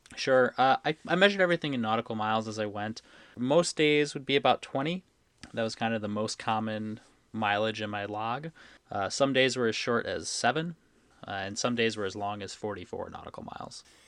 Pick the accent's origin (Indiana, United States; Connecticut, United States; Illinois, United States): Connecticut, United States; moved away as an adult; also born or lived in upstate New York; I grew up in Connecticut on Long Island Sound